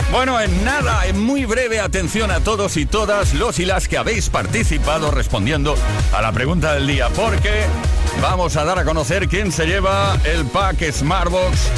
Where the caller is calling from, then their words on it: Barcelona, Catalonia, Spain; de Barcelona.